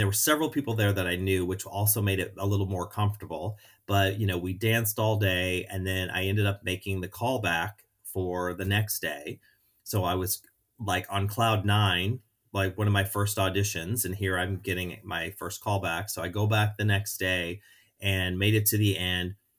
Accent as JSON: {"language": "English", "town": "St. Louis", "region": "Missouri", "country": "United States", "tie": "born or raised there", "also_born_or_lived": "Orlando / Chicago", "moved": "as an adult", "said": "growing up in Saint Louis"}